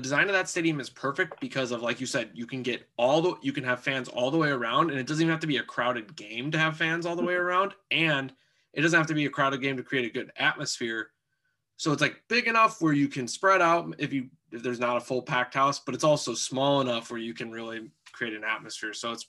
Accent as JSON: {"language": "English", "town": "Omaha", "region": "Nebraska", "country": "United States", "tie": "born or raised there", "said": "So flipping things a little bit, I'm born and raised in Omaha."}